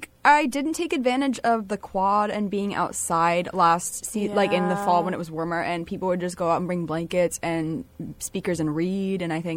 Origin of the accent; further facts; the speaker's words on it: Rhode Island, United States; I'm a first-year psychology major with an education and math minor. I'm from Rhode Island.